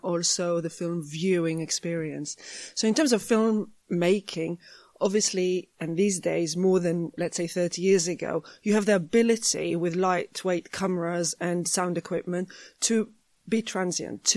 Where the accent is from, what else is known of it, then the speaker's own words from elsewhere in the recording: Jerusalem, Jerusalem District, Israel; moved away; I grew up in Jerusalem.